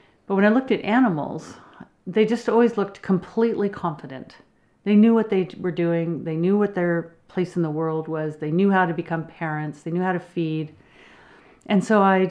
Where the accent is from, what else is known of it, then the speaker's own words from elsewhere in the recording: Berkshire Mountains, New England, Massachusetts, United States; moved away as an adult; now in British Columbia, Canada; I grew up in the Berkshire Mountains of New England